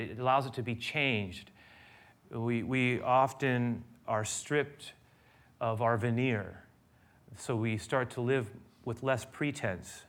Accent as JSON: {"language": "English", "town": "San Francisco", "region": "California", "country": "United States", "tie": "born or raised there", "said": "I grew up here in San Francisco, not just anywhere in San Francisco"}